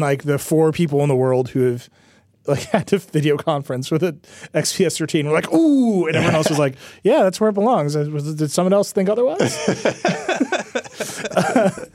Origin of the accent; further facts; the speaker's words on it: Mount Pleasant, Wisconsin, United States; now in New York, United States; I'm from Racine. And further, in a, a village in Racine County called Mount Pleasant, which is where my house is. Okay, so that's where I grew up.